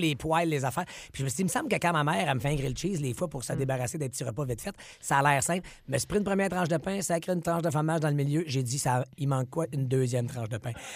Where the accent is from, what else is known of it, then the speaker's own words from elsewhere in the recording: Outaouais, Quebec, Canada; je suis de l'Outaouais